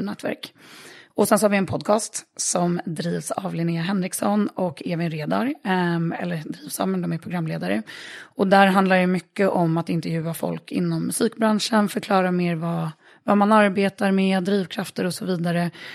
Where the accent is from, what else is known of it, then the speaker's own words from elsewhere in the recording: Örebro, Örebro County, Sweden; när jag växte upp i Örebro